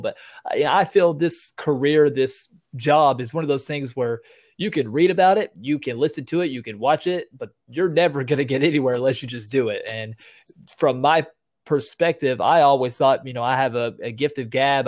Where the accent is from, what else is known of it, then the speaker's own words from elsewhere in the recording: Tennessee, United States; I live in a, a real small town, but a real big county, actually, one of the biggest counties in all of Tennessee